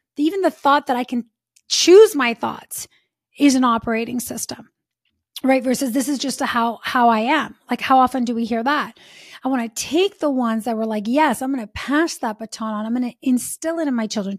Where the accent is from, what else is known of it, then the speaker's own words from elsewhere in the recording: Italy; now in United States; Like, we're from Italy, right? And now we've been in the States for many, many years.